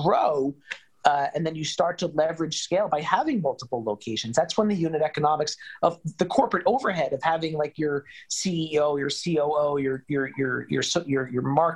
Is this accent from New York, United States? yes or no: yes; New York, United States; New York was my hometown